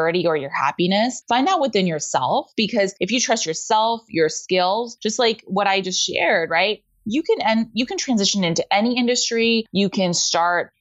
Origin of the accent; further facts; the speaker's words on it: Houston, Texas, United States; I grew up in Houston, where aerospace is a big industry